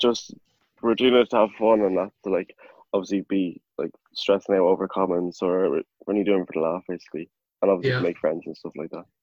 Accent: Clare, Munster, Ireland; I'm from Clare

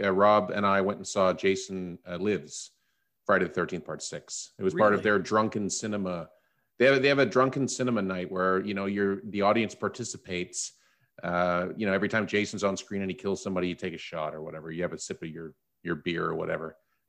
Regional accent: Canada; No, you know, being a Canadian, I really don't care about U.S. politics or have any of that type of depth of knowledge.

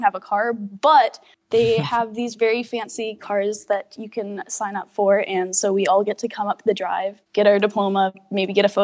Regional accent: Alberta, Canada; now in Comox Valley, Canada; I was born in Alberta for a little bit, raised by my grandparents while my mom and my dad were in college.

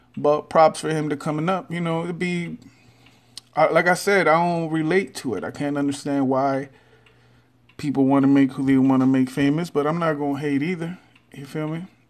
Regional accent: Texas, United States; I'm from Texas

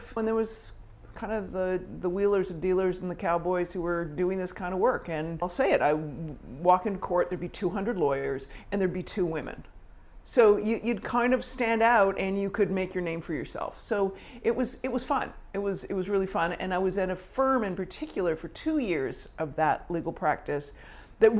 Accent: Victoria, British Columbia, Canada; moved away as an adult; also born or lived in Manhattan, New York; now in New York, United States; I grew up in Victoria, British Columbia

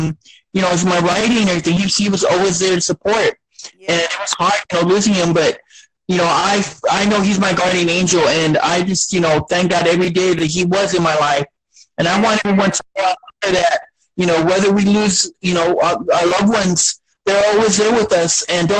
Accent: Beeville, Texas, United States; I was born here. I was born here in South Texas and in Beeville, Texas. And it's my home little, you know, my home little town.

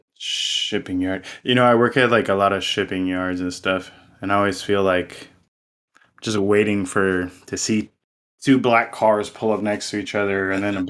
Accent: South Florida, United States; I'm from South Florida

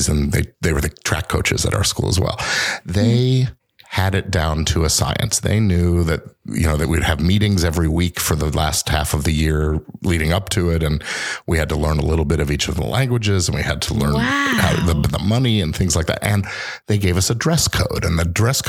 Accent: Los Angeles, California, United States; also born or lived in Oxford, England / Chicago / Washington, D.C. / Boston, Massachusetts; I basically grew up here

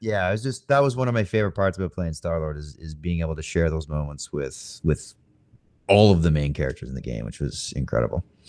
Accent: Canada; I'm Canadian as well

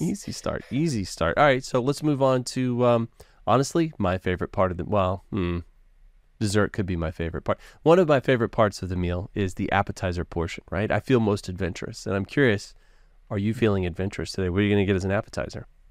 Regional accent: the South, United States; I'm from the South

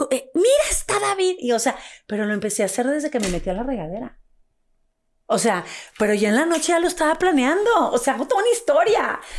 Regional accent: Monterrey, Nuevo León, Mexico; now in Mexico City, Mexico; De Monterrey.

